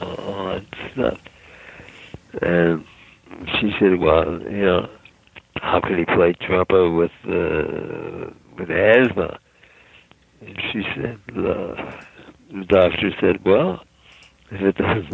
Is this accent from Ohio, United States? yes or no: yes; Cleveland, Ohio, United States; moved away as an adult; also born or lived in Pittsburgh / Dallas / Minneapolis; I grew up in Cleveland.